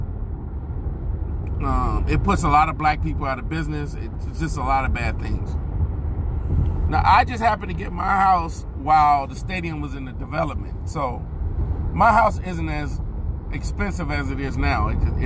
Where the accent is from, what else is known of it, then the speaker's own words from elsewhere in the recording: Inglewood, California, United States; people from Inglewood, we say we from Inglewood. We don't really say we're from Los Angeles